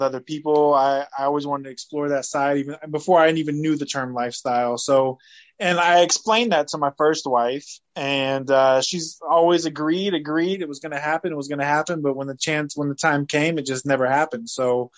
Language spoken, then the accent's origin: English; United States; also born or lived in Fresno, California / Easley, South Carolina; I grew up in Fresno, California, and Easley, South Carolina